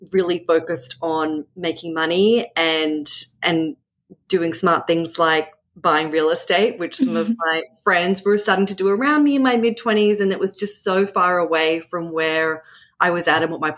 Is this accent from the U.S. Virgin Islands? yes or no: no; Australia; now in Brooklyn, United States; I'm a novelist, I'm Australian